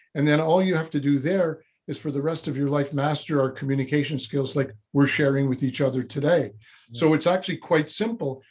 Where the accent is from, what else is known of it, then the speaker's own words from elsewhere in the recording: Montreal, Quebec, Canada; moved away as an adult; also born or lived in Vancouver / Toronto; now in Montreal, Canada; I was born in Montreal